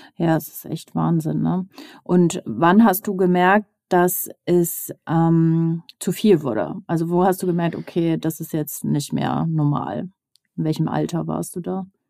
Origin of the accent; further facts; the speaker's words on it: Northern Germany, Germany; Ich komme aus dem Norden